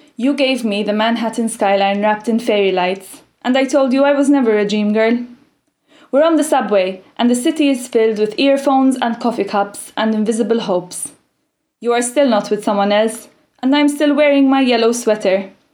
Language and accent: English; Malta; I'm from a tiny island in the Mediterranean called Malta.